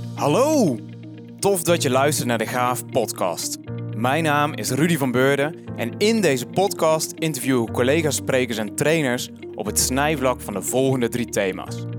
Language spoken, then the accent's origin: Dutch; Vlijmen, North Brabant, Netherlands; mijn geboortedorp, Vlijmen